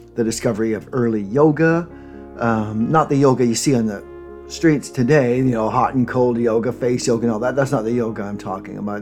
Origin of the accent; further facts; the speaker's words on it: Ontario, Canada; the popular religion where I grew up in Canada um, Ontario